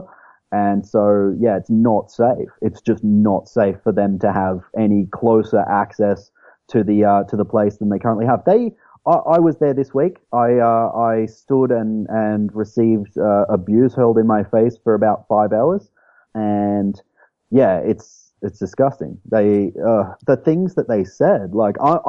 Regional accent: Queensland, Australia; accent: Australian; moved away as an adult; now in Montgomery, United States; So I'm from Australia. Like, I'm from Queensland, Australia.

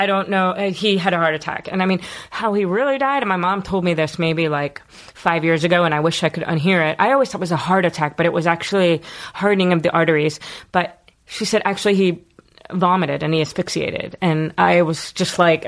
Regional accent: Philadelphia, Pennsylvania, United States; I was born in Philadelphia, South Philadelphia.

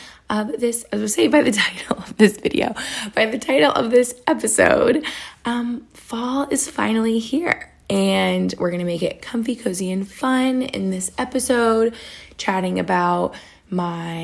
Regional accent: New York, United States; now in Cape Cod, United States; I'm from New York State where you have like all the seasons

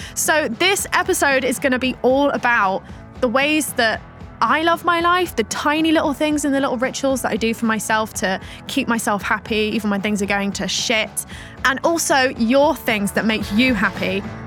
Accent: Plymouth, South West England, United Kingdom; when I grew up in Plymouth

